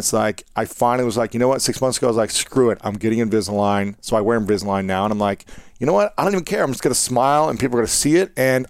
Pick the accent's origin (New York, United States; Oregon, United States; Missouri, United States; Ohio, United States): Ohio, United States; moved away; also born or lived in St. Louis; I grew up saying pop in Ohio.